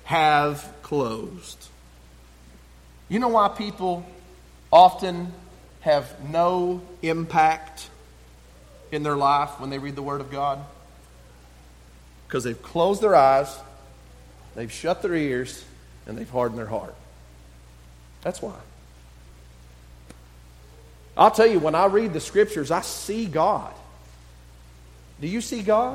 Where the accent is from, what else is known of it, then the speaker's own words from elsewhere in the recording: West Texas, United States; I'm from West Texas